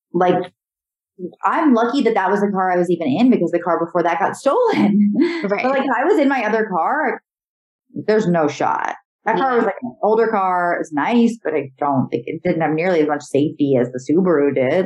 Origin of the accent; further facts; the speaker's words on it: Connecticut, United States; moved away as an adult; also born or lived in Syracuse, New York / Los Angeles, California; now in New York, United States; growing up in Connecticut and like going to school in Syracuse